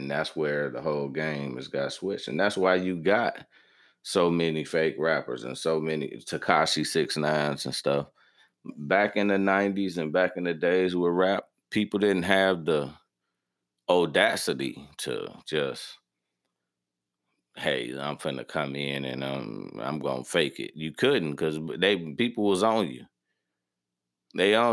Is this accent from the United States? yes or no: yes; Midwest, United States; Like, okay, in the South, and I'm from the Midwest, it's different.